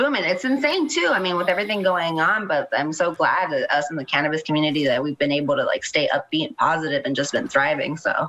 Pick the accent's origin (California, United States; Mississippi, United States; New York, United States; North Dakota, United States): California, United States; Palm Springs; I grew up in Palm Springs, so right next to Desert Hot Springs.